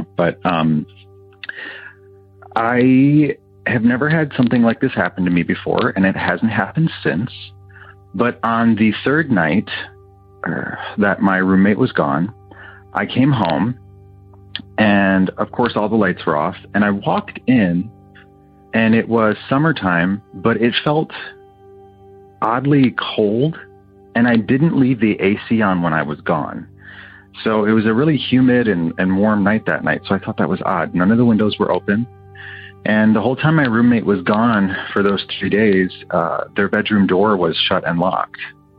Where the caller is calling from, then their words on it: Pasadena, California, United States; also born or lived in Ann Arbor, Michigan; I'm calling from Pasadena, California. Years ago, when I lived in Michigan, I lived in the university area of Ann Arbor, where University of Michigan is.